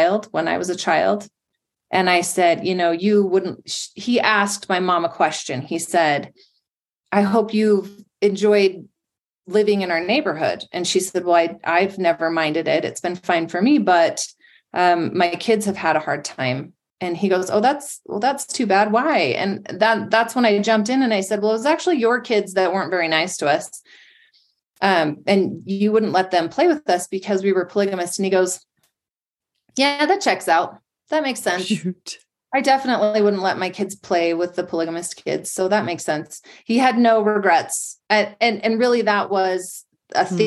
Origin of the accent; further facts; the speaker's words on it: West Jordan, Utah, United States; I grew up in West Jordan